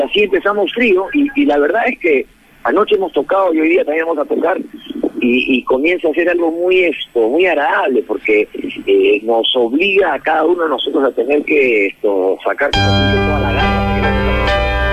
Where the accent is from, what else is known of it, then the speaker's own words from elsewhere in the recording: Peru; nosotros normalmente como peruanos